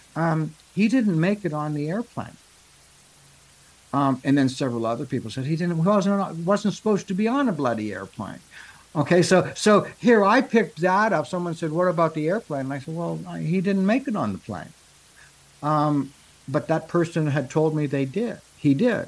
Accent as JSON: {"language": "English", "country": "Canada", "said": "I'm a Canadian"}